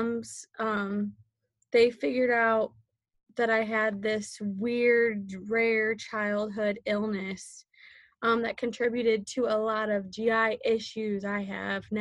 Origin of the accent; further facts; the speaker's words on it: St. Louis, Missouri, United States; I grew up in St. Louis, Missouri